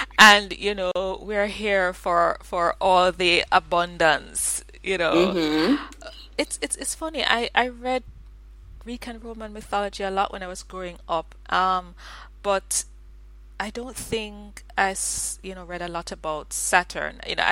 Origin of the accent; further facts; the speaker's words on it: Jamaica; I'm Jamaican